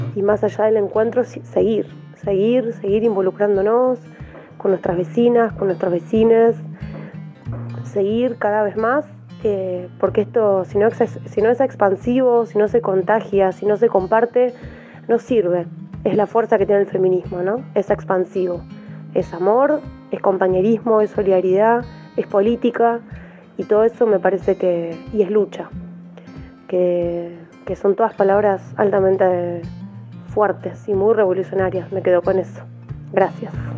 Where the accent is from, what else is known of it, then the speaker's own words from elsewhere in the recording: Villa Elisa, Buenos Aires, Argentina; soy de Villa Elisa, del barrio El Rincón.